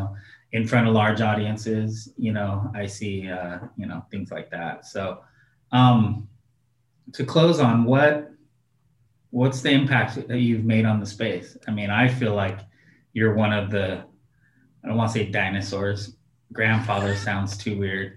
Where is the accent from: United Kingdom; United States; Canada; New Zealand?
United States; Oregon; I'm from Oregon